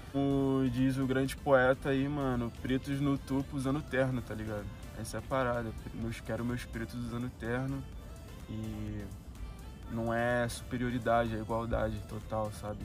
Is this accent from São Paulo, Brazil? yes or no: no; Rio de Janeiro, Brazil; moved away as an adult; now in Portugal; eu saí do Rio de Janeiro, zona norte do Rio de Janeiro